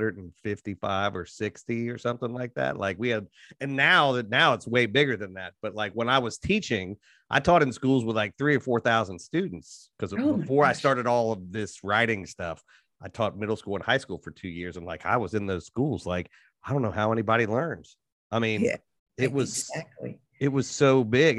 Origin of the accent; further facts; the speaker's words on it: outside of Cincinnati, Ohio, United States; I'm from Cincinnati. I'm from outside of Cincinnati